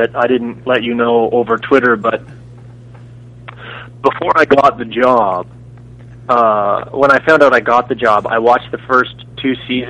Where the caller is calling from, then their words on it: Toronto, Ontario, Canada; I'm calling from Toronto.